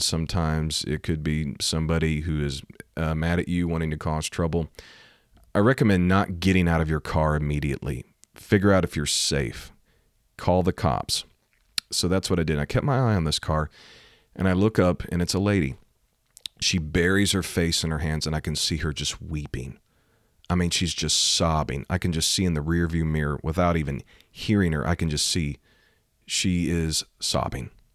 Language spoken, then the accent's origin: English; Missouri, United States; Missouri, my home state